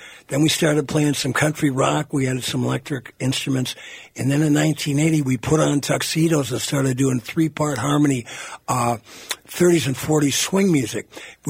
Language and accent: English; Virginia, Minnesota, United States; I was born in Virginia, Minnesota, 22 miles east of Hibbing, barely graduated in 1974.